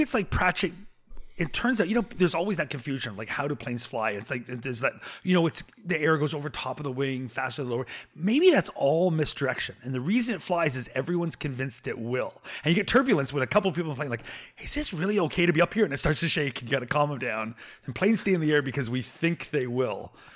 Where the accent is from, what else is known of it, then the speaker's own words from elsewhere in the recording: Canada; first language English; as a Canadian.